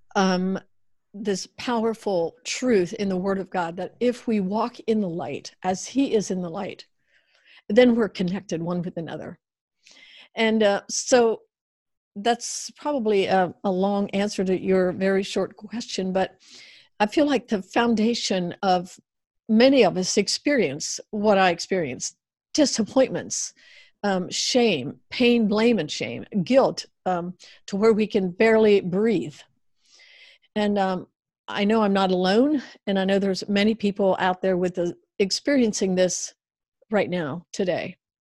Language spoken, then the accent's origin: English; United States; I grew up in the Amish uh, background uh, culture, and uh, then eventually Amish Mennonite or Black Car Amish